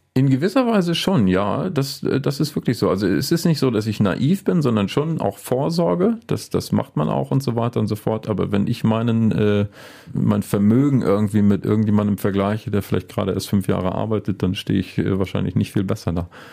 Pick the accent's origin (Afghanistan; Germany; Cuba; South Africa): Germany; Mecklenburg-Vorpommern; moved away as an adult; also born or lived in Rostock; now in Bergisches Land, Germany; Also ich bin in Mecklenburg aufgewachsen äh, und habe in Rostock studiert, Mathematik und Philosophie.